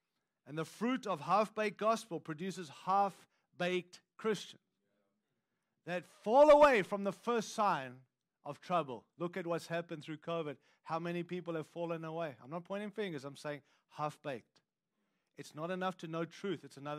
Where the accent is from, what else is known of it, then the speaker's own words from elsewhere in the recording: United States; I'm an American. I'm proud to be one.